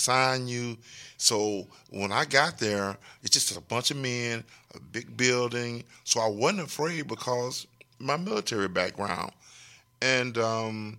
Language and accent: English; Texarkana, Texas, United States; I'm from Texarkana